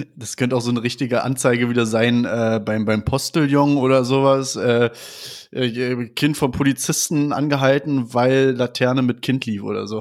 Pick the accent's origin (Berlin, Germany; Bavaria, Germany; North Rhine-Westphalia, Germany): Berlin, Germany; ich komme aus Berlin